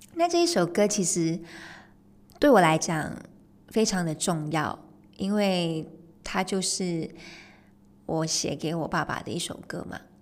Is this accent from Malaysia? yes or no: yes; Malaysia; 我是在马来西亚长大，出生跟长大的嘛，马来西亚